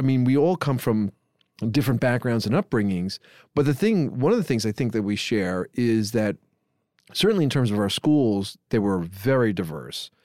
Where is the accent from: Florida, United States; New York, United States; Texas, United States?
New York, United States; New York City; born or raised there